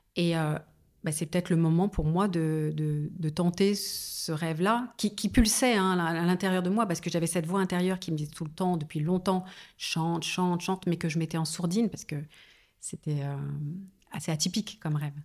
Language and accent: French; Paris suburbs, then Seine-et-Marne, Île-de-France, France; j'ai grandi en banlieue parisienne et puis ensuite en Seine-et-Marne